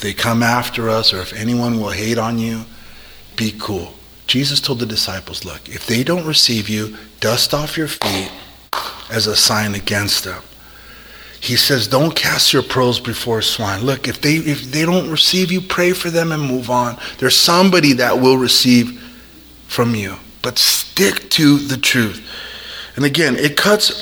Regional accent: California, United States; I'm a Californian through and through

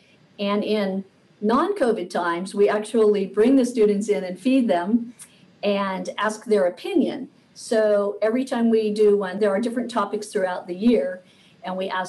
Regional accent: Oregon, United States; also born or lived in Illinois; When I was growing up, we came from a lower middle income family, and we moved out to Oregon from Illinois, and we didn't know anyone

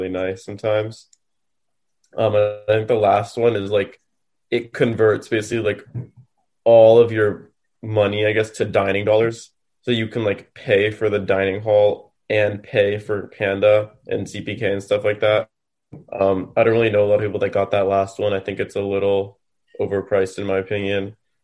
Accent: Los Angeles, California, United States; I'm from the better city of Los Angeles

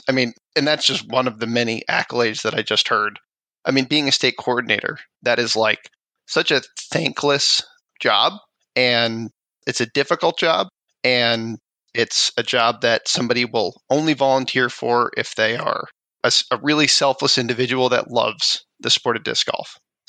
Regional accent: Massachusetts, United States; moved away as an adult; also born or lived in Hoboken, New Jersey; So I grew up in Massachusetts, and I didn't really start playing disc golf until I had already moved down to Jersey, living out of Hoboken for a while.

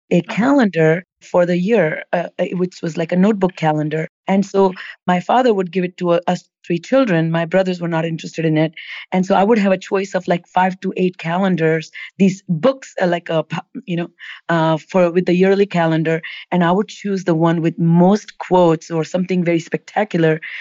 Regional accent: India; moved away as an adult; I grew up in India

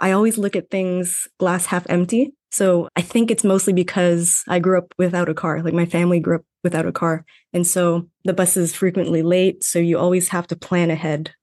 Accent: Toronto, Ontario, Canada; first language Tagalog; English is a second language; moved away as an adult; also born or lived in Vancouver / Calgary; I was born in Toronto, but I grew up in a Filipino household. So I actually learned Tagalog first and I learned English in school

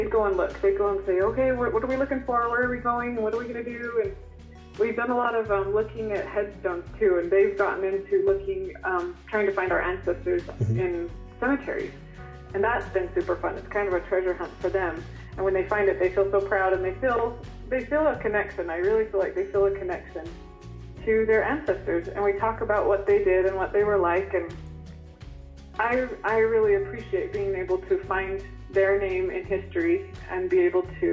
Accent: Snowflake, Arizona, United States; moved away; also born or lived in Tucson, Arizona; I grew up in Snowflake, which is right by Sholo

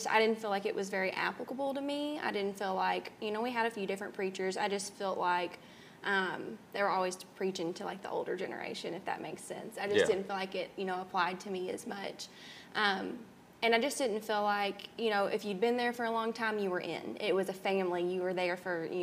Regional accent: Murray, United States; I love growing up in Murray

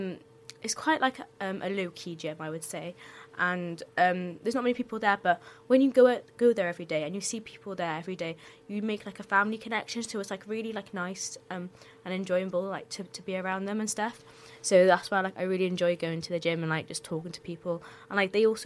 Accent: Cardiff, Wales, United Kingdom; I was born in Cardiff.

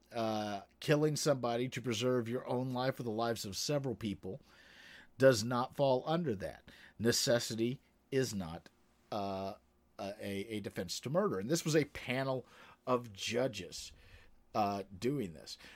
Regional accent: Kentucky, United States; I'm from Kentucky

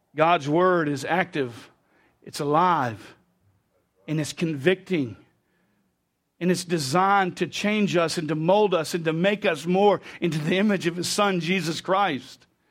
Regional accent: United States; I grew up as an American

